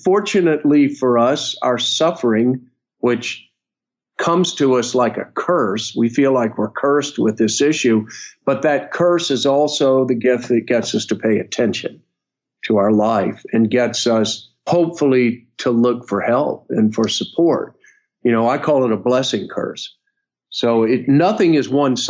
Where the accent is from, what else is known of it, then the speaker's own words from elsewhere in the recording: North Florida, United States; I grew up in North Florida